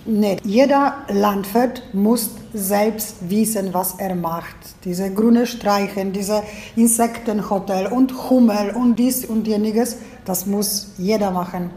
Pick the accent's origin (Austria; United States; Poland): Poland; a village near Gubin, Lubusz Voivodeship; German is a second language; Ich stamme aus dem Dorf